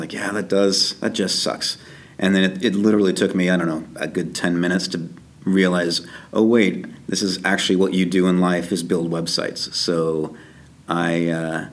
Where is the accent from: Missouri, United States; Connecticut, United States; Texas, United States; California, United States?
Missouri, United States; Kansas City; moved away as an adult; now in Toronto, Canada; I'm from Kansas City